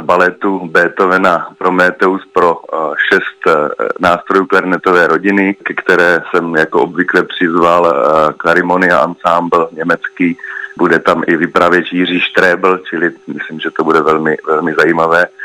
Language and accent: Czech; Czechia; my jsme obecně velmi hudební národ